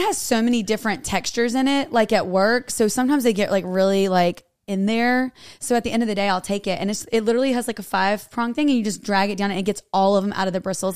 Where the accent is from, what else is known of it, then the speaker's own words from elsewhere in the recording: North Carolina, United States; I am from North Carolina